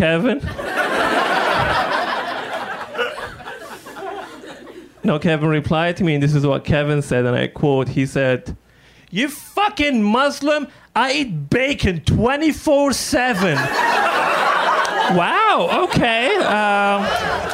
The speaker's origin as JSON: {"language": "English", "town": "Benghazi", "country": "Libya", "second_language": "English", "moved": "as an adult", "lives_now": "United States", "said": "I'm originally from Libya. That's where I'm from, specifically from the city of Benghazi"}